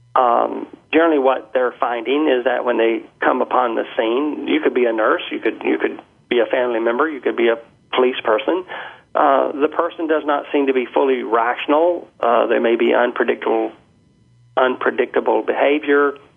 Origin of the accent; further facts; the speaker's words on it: Birmingham, Alabama, United States; moved away as an adult; now in Canada; when I was growing up in Birmingham, Alabama. I've been in Canada since 1985